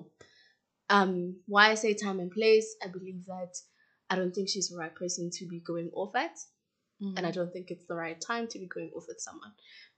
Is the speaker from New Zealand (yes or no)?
no; South Africa; As a South African national, you need a visa to go to Ghana